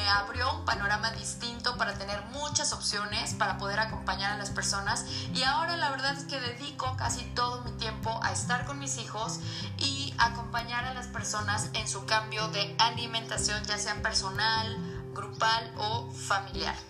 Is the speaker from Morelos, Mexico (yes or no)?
yes; Cuernavaca, Morelos, Mexico; moved away as an adult; now in Puebla, Mexico; Soy morelense, nací en Cuernavaca, pero llevo casi 11 años viviendo en Puebla